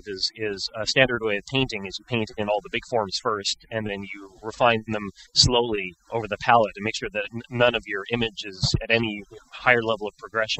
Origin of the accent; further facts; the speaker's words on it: Montreal, Quebec, Canada; I'm originally from Montreal in Canada